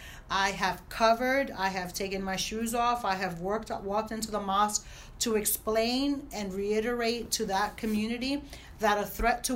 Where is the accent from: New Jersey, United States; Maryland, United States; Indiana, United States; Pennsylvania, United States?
New Jersey, United States; Newark; I grew up in Newark